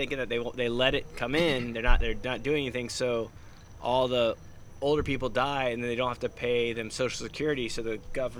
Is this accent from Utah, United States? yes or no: no; Brandon, Florida, United States; I grew up in Brandon